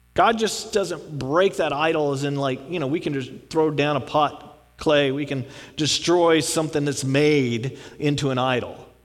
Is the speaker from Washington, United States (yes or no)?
no; Texas, United States; I'm from Texas